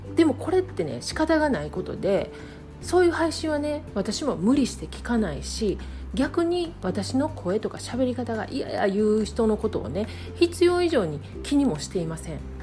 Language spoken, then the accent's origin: Japanese; Kansai, Japan; accent: Kansai dialect; 関西弁でゆるくお届けしています